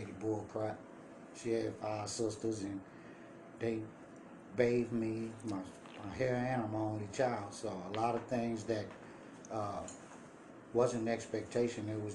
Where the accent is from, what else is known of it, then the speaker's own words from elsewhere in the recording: Richmond, California, United States; also born or lived in Las Vegas; I'm from Richmond in the Bay Area, Richmond, Oakland, California